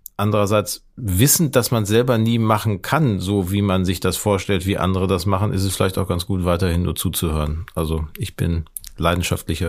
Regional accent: Gelsenkirchen, North Rhine-Westphalia, Germany; moved away as an adult; now in Hamburg, Germany; in meiner Heimatstadt Gelsenkirchen

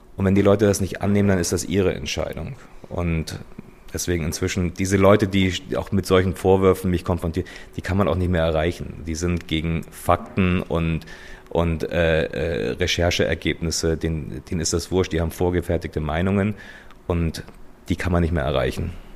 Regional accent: Munich, Bavaria, Germany; moved away as an adult; München ist meine Heimat. Also hier sind meine Freunde, meine Familie, äh, hier, hier ist meine Vergangenheit.

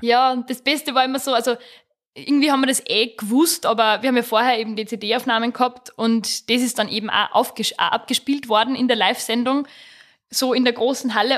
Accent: Rechberg, Upper Austria, Austria; Ich komme aus Rechberg im Mühlviertel, ähm, im Mühlviertel da in der Nähe von Perg. Bin am Land aufgewachsen

